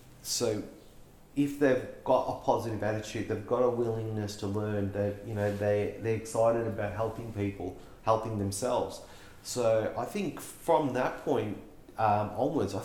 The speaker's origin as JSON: {"language": "English", "town": "Melbourne", "region": "Victoria", "country": "Australia", "tie": "born or raised there", "said": "We grew up in West Sunshine"}